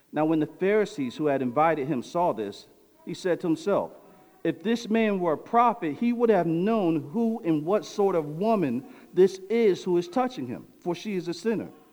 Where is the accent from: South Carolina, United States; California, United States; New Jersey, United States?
New Jersey, United States; I'm from New Jersey, but my family came up in the South.